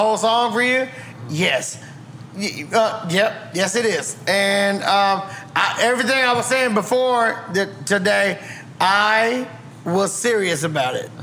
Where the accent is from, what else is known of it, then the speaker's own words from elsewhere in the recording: Tallahassee, Florida, United States; I'm from Tallahassee